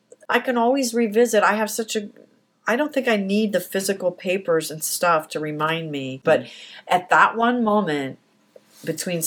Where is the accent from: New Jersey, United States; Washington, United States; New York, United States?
New Jersey, United States; Atlantic Highlands; now in Chicago, United States; the one that I talked about earlier that I grew up in Atlantic Highlands on the Hill